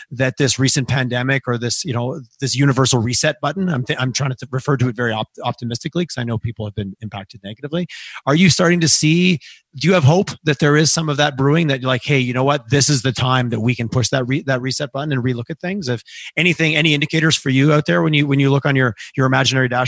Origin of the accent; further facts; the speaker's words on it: Eastern Canada, Canada; I grew up in Eastern Canada, so I, I have family in Quebec